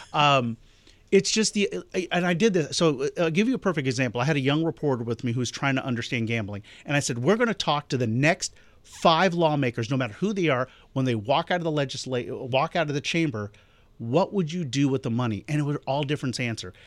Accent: Augusta, Georgia, United States; my hometown of Augusta

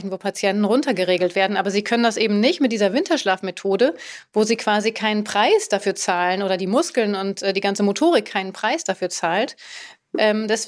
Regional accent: Langenlois, Lower Austria, Austria; ich bin zehn Jahre alt und ich komme aus Langenlois, das in Österreich.

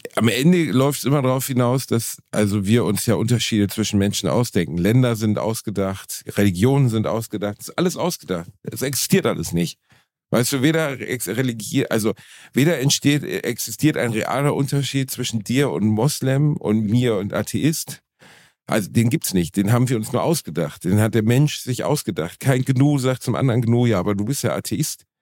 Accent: Germany; Meine Eltern haben durch Zufall in Deutschland gebumst

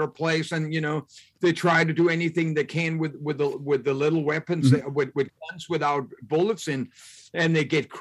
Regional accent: Denmark; moved away as an adult; I came from Denmark

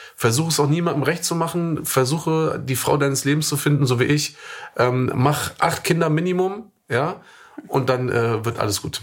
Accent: Germany; moved away as an adult; ich bin Deutscher, ich bin in Deutschland geboren, ich bin in Deutschland aufgewachsen

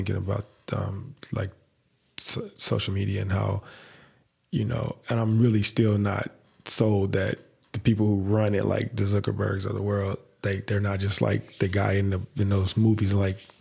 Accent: Indianapolis, Indiana, United States; I grew up in the neighborhood I serve. So I mean, it's like I know people. I don't go up and down every street, but I might have been on every street because you know I've been in that East Side community my entire life

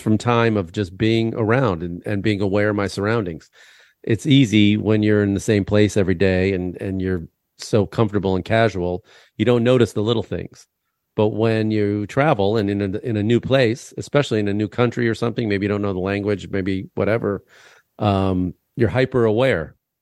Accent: Illinois, United States; I'm from Illinois.

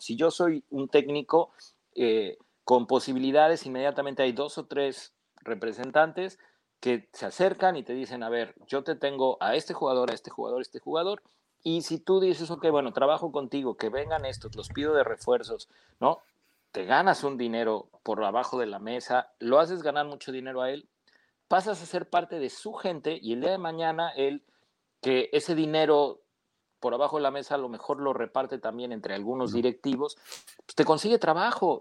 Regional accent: Mexico; Como mexicano

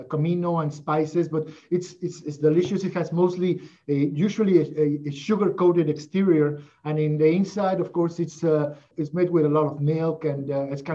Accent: Mexico; moved away as an adult; also born or lived in Northern New Jersey; growing up in Mexico

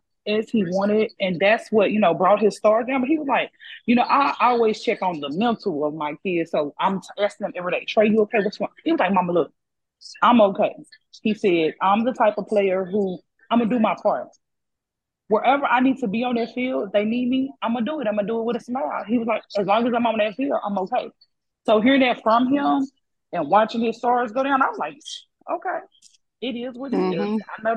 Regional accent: Mahale, Texas, United States; also born or lived in Arlington, Texas / Waco, Texas; I'm from Mahale, Texas, a small town, you know, by Waco.

